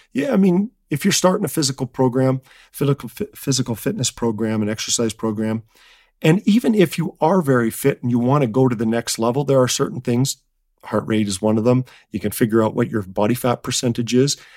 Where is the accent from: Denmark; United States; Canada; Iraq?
Canada; I'm from Canada